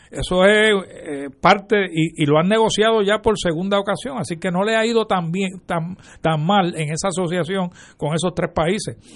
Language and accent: Spanish; Puerto Rico